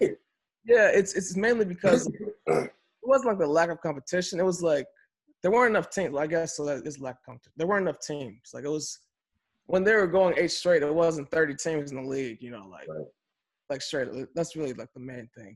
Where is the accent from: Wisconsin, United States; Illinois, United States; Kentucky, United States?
Illinois, United States; Chicago; we grew up in Chicago during that era, but we were young